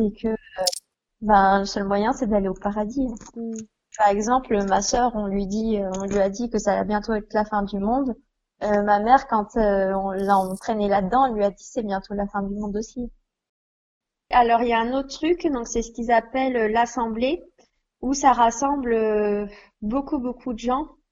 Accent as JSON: {"language": "French", "town": "Besançon", "region": "Bourgogne-Franche-Comté", "country": "France", "tie": "born or raised there", "said": "j'ai 23 ans et j'ai grandi donc à Besançon"}